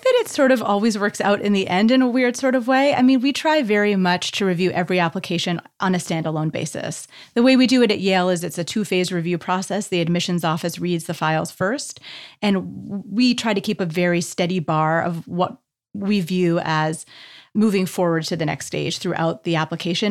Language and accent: English; Canada; as a Canadian